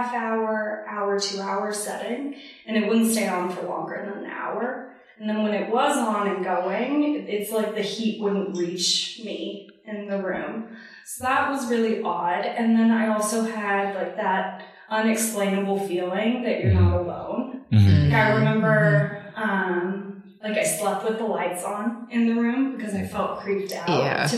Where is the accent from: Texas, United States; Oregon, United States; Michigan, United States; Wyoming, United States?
Texas, United States; moved away as an adult; also born or lived in Naples, Florida / Fort Worth, Texas; now in New York City, United States; I am from Texas originally. Grew up in both Florida and Texas